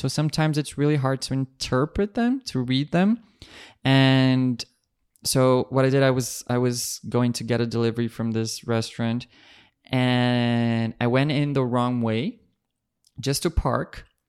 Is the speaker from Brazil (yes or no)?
yes; Brazil; English is a second language; moved away